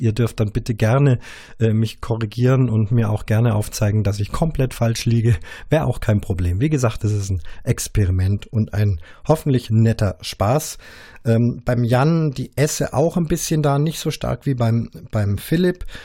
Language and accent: German; Munich, Bavaria, Germany; mir als als Bayer, als Münchner